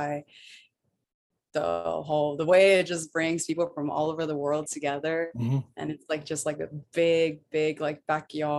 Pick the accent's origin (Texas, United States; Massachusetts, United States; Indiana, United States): Texas, United States; Brownsville; also born or lived in Austin, Texas; now in Fort Worth, United States; I was born in Brownsville, Texas.